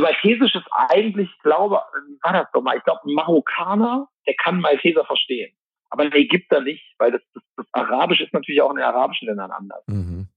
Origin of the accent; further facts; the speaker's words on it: Mönchengladbach, North Rhine-Westphalia, Germany; moved away as an adult; now in Malta; in meiner Heimat Mönchengladbach